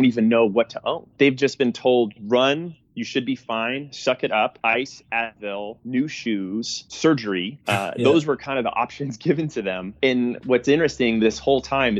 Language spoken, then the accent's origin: English; New England, United States; I grew up in New England